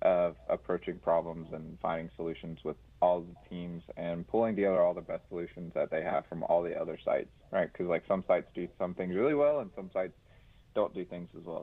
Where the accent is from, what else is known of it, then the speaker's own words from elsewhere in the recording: Hammond, Louisiana, United States; moved away as an adult; now in Charlotte, United States; I grew up around Hammond, the Hammond area